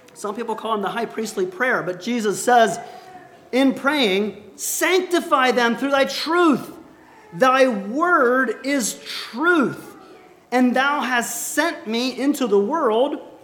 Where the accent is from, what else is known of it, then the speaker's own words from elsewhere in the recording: United States; I'm an American